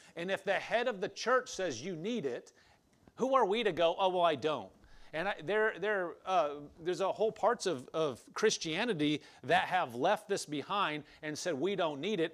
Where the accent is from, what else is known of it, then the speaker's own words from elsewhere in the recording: Nebraska, United States; I grew up in Nebraska, but it wasn't on a farm